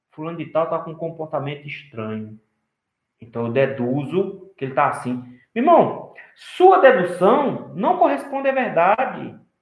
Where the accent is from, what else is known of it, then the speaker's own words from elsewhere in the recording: Brazil; nós temos um aspecto cultural como brasileiro de não dizer não